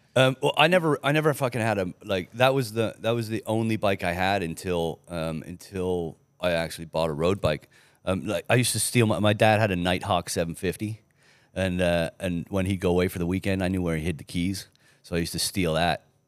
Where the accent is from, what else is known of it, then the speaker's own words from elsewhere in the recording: Canada; also born or lived in England; I ended up being Canadian instead of Australian